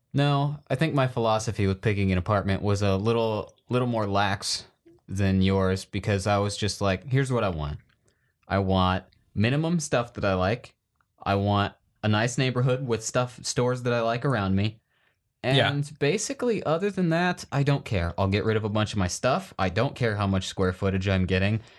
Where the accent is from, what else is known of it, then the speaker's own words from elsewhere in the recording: Iowa, United States; growing up in Iowa